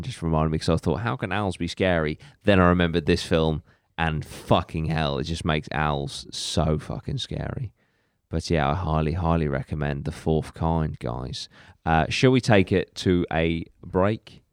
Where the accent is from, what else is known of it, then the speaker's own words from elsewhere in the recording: Cornwall, South West England, United Kingdom; we actually have our own version in Cornwall called Owlman.